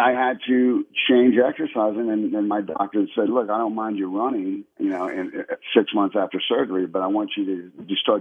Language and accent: English; New Orleans, Louisiana, United States; now in Houston, United States; I grew up in New Orleans.